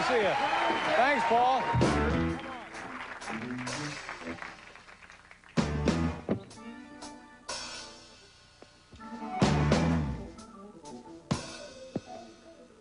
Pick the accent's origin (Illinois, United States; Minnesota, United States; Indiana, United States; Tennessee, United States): Indiana, United States; Indianapolis; now in New York City, United States; my hometown